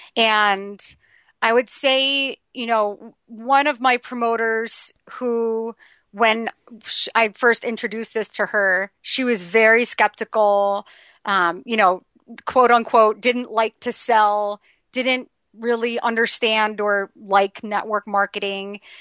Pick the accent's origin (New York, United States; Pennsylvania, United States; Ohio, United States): New York, United States; New York City; being a New Yorker